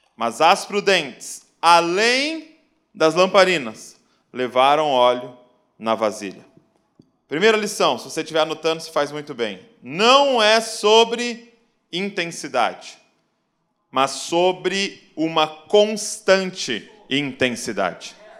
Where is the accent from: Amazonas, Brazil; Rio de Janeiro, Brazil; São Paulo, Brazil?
São Paulo, Brazil; Bragança Paulista; sou lá de Bragança Paulista, interior de São Paulo